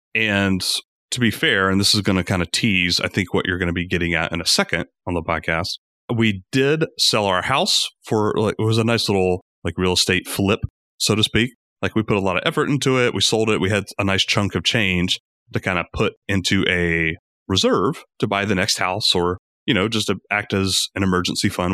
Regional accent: Rome, Georgia, United States; also born or lived in Atlanta, Georgia; we moved from Atlanta to my hometown, Rome, Georgia. I still love it here.

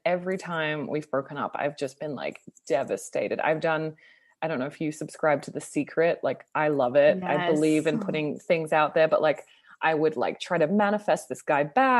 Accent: Sydney, New South Wales, Australia; also born or lived in Toronto, Canada; now in Los Angeles, United States; I'm Australian originally, but I was living in Toronto, Canada for about 6 years

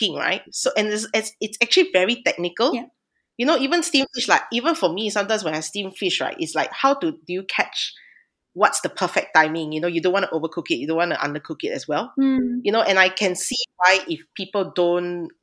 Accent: Singapore; now in Australia; we eat it in Singapore

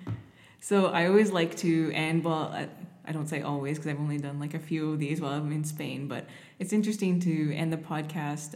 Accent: Canada

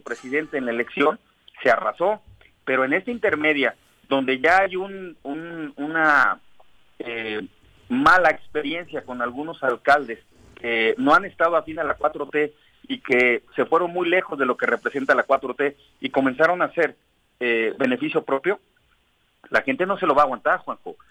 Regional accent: Cuernavaca, Morelos, Mexico; somos de aquí, de Cuernavaca, nos conocemos

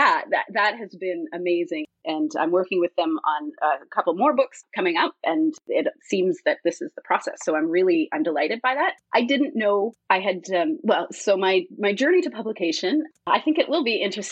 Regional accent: Canada; I'm Canadian, so I also had Canadian publishers available

